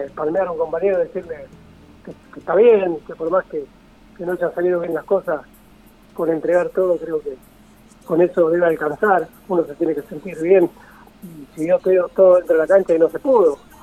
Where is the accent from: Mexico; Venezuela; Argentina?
Argentina; San Pedro, Buenos Aires Province; also born or lived in San Isidro, Buenos Aires Province; soy de San Pedro, provincia de Buenos Aires, y a mis 10 años no había escuela para personas con discapacidad visual en esta, en esta ciudad